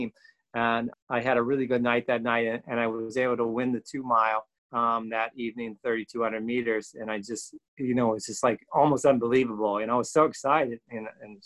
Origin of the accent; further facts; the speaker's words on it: West Virginia, United States; moved away; I grew up in West Virginia.